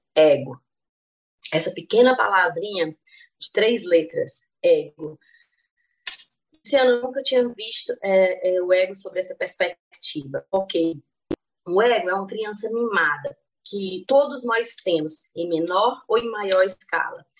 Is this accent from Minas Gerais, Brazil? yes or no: no; Piauí, Brazil; now in Brasília, Brazil; Hoje resido em Brasília, mas sou natural do Piauí